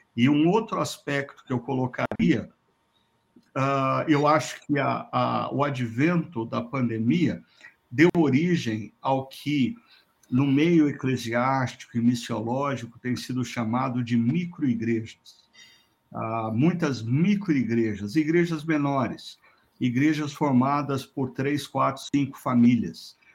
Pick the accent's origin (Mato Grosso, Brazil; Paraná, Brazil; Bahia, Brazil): Paraná, Brazil; Londrina; Londrina, minha terra natal